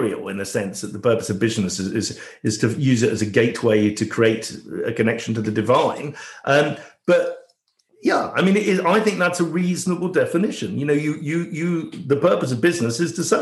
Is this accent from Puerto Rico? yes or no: no; England, United Kingdom; I was born in England, but my parents came from Canada. I was very much a first generation person here.